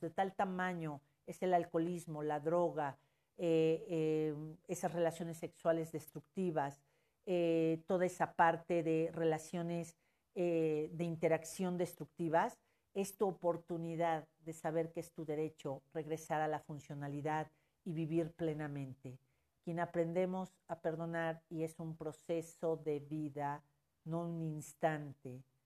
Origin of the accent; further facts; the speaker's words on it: Mexico; como mexicanos